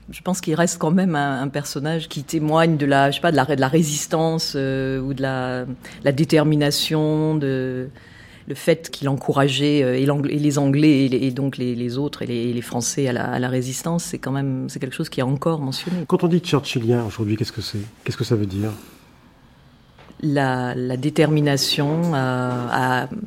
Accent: France; now in London, United Kingdom; je suis française. Française. Pure, pure jus.

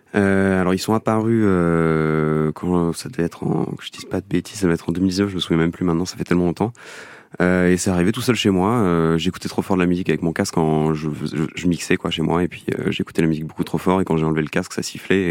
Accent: Belgium; now in Paris, France; je viens de Belgique, donc je suis retourné en Belgique pendant

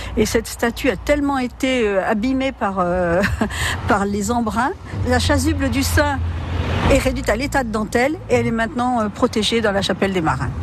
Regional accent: Saint-Vaast-la-Hougue, Normandy, France; je suis originaire de Saint-Va

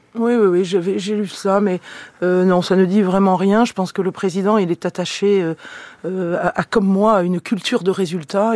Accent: Carcassonne, Occitania, France; moved away; also born or lived in Toulouse / Saint-Orens-de-Gameville; Je suis une enfant de l'Aude. Je suis née à Carcassonne, un territoire éminemment rural

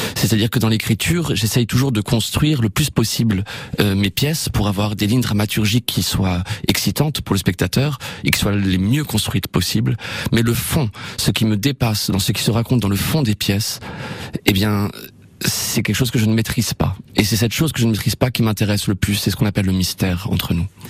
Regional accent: Évreux, Normandy, France; je suis normand, je suis hébroïcien. C'est joli, c'est les habitants d'Evreux

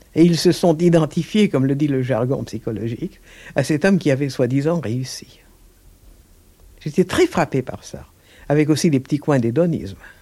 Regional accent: Mont Noir, Hauts-de-France, France; mon enfance au Mont Noir

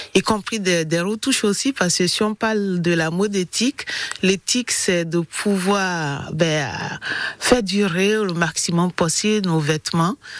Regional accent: Togo; now in Montpellier, France; je suis née euh, précisément au Togo, en Afrique

